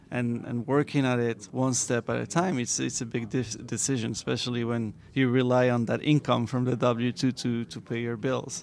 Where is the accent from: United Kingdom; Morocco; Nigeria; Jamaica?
Morocco; now in Miami, United States; I'm from Morocco. Yes, that's where I was born.